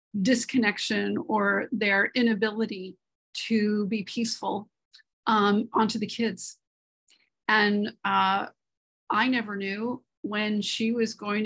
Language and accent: English; New York City, New York, United States; I grew up in Manhattan, New York City